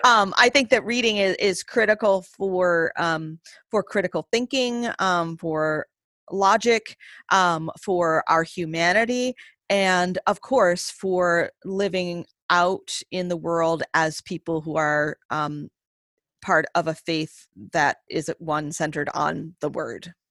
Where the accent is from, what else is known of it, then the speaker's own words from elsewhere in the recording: Maine, United States; moved away; I was born and raised primarily in the state of Maine